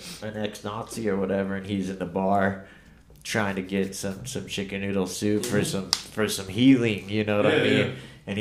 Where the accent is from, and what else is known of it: Colorado, United States